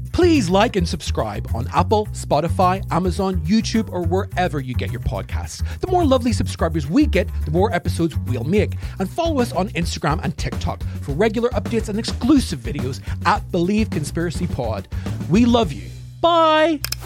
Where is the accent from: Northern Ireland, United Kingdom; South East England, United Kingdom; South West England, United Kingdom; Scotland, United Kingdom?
Northern Ireland, United Kingdom; now in London, United Kingdom; I'm from Northern Ireland, and I was in a bomb blast when I was very young